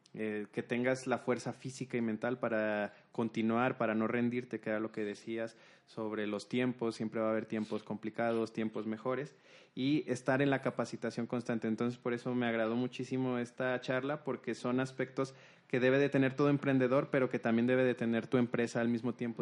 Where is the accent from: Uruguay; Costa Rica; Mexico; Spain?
Mexico; nuestras raíces mexicanas